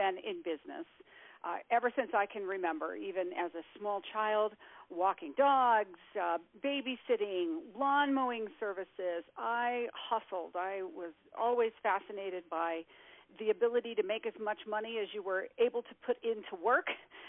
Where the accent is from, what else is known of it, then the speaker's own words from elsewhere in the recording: Colorado Springs, Colorado, United States; My father is a retired colonel, and I grew up on the Air Force Academy in Colorado Springs